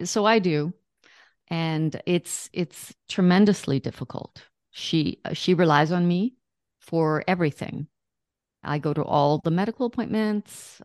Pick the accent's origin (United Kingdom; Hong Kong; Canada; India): Canada; I'm Canadian